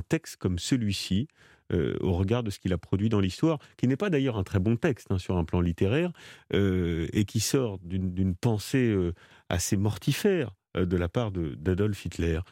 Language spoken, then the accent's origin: French; France; chez nous en France.